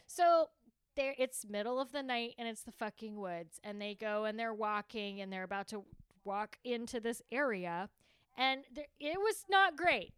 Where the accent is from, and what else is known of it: Texas, United States